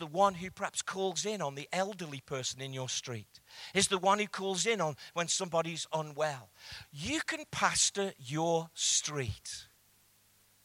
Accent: England, United Kingdom; I'm English

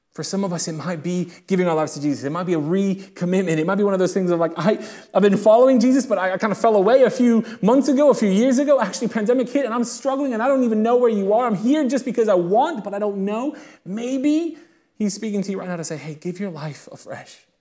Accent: United Kingdom; I'm not American, I am British

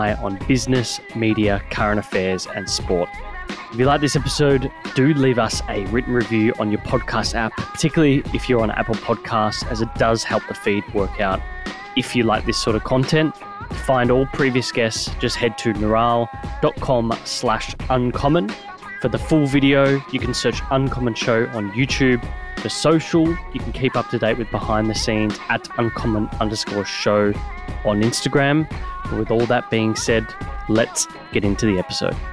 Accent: Melbourne, Victoria, Australia; I grew up in Bentley

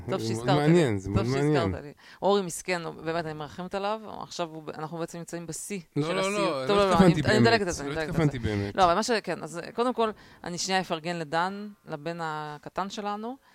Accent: Russia; לא, אני בתור ילדה רוסייה זוכרת את הקטע הזה

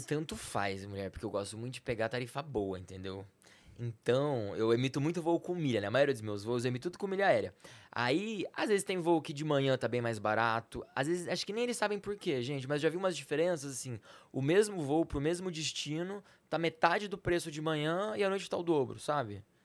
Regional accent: Campinas, São Paulo, Brazil; also born or lived in Salvador; eu sou de Campinas

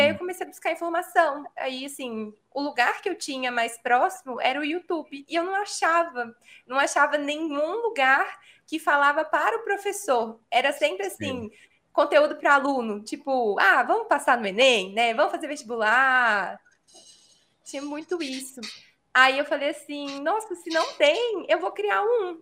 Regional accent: São Paulo, Brazil; moved away as an adult; now in Belo Horizonte, Brazil; Eu nasci em São Paulo, mas eu moro em Minas há, sei lá, mais de uma década

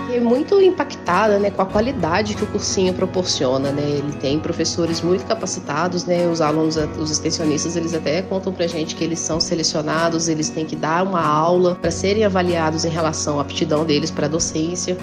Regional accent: Ouro Preto, Minas Gerais, Brazil; eu sou natural daqui da cidade de Ouro Preto

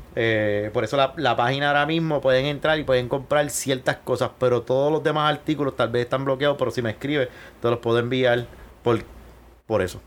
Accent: Guayama, Puerto Rico; moved away as an adult; also born or lived in Miami; yo decido regresarme a mi pueblo

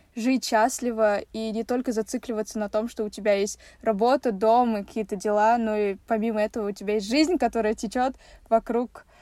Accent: Kazakhstan; в нашем Казахстане

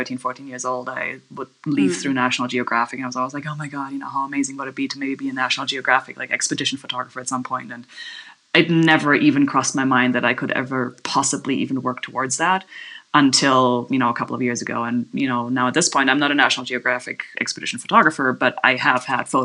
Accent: Germany; now in Kanab, United States; I'm from Germany originally

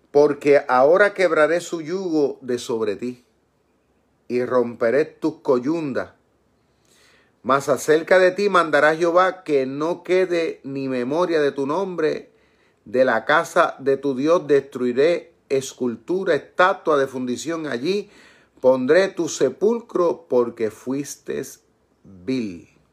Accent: Puerto Rico; mi pueblo en Puerto Rico

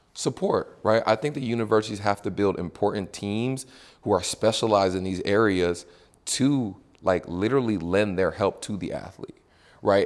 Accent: Houston, Texas, United States; moved away as an adult; also born or lived in California; born and raised in Houston, Texas

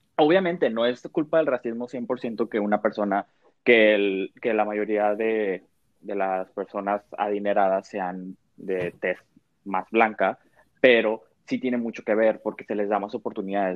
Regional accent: Mexico; como cultura mexicana

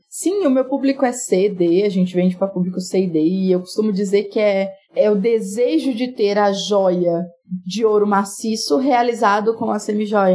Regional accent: Itinga, Minas Gerais, Brazil; moved away; also born or lived in Rio de Janeiro; Eu sou do interior de Minas, uma cidade chamada Itinga, no Vale de Jequitinhonha

